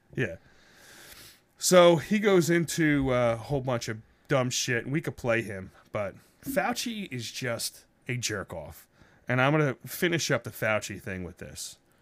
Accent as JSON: {"language": "English", "country": "United States", "said": "I'm an American with Italian descent"}